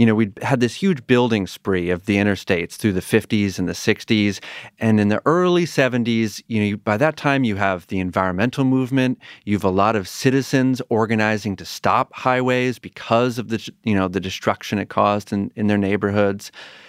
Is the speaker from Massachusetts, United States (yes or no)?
yes; Pioneer Valley, Massachusetts, United States; I'm a little further west, Pioneer Valley